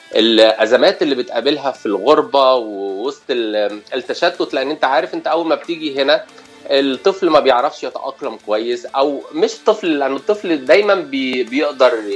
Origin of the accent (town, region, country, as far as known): Cairo, Cairo Governorate, Egypt; moved away as an adult; now in Los Angeles, United States